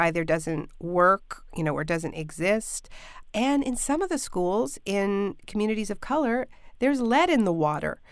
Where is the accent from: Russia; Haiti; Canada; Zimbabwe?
Canada; now in United States; I'm Canadian, I'm living in the States now, but in Ontario